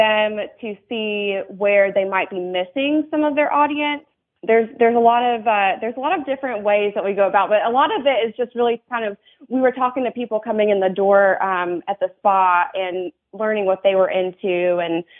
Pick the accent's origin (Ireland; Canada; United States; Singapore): United States; North Carolina; moved away as an adult; North Carolina is my home state